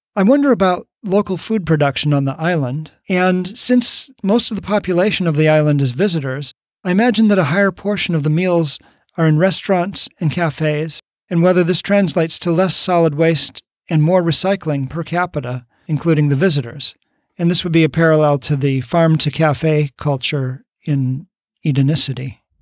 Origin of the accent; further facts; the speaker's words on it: United States; my home country